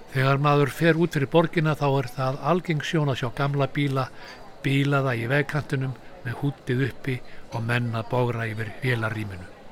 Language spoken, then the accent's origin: Icelandic; Iceland